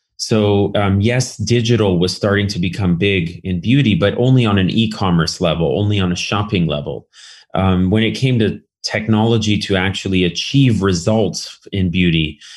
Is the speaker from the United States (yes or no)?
yes; Berkeley, California, United States; I grew up in California, um, in, in Berkeley specifically